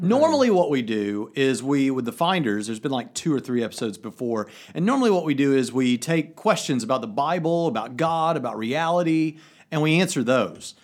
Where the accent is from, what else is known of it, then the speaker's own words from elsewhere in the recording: United States; I'm the American